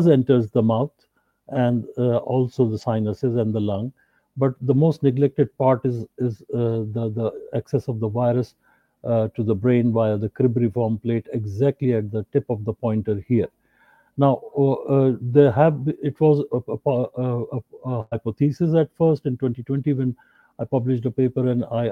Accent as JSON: {"language": "English", "town": "Karachi", "region": "Sindh", "country": "Pakistan", "said": "I'm from Pakistan, Karachi, Pakistan"}